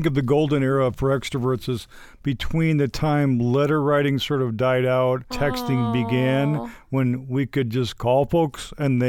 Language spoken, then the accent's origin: English; Midwest, United States; I'm from the Midwest, so I say folks.